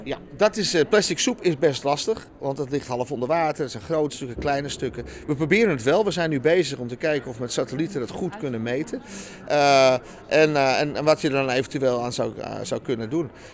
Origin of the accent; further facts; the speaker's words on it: Netherlands; Ik ben eh, geboren in Nederland, geboren getogen.